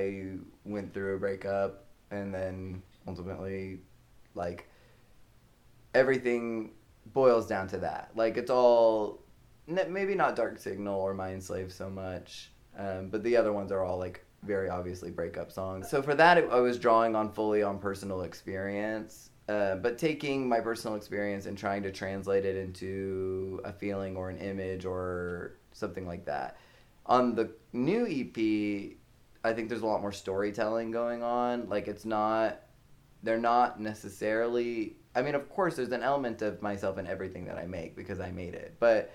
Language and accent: English; Liberty Hill, Texas, United States; I'm from Liberty Hill, which is north of Austin, just north of Austin, so it's like a suburb of a suburb.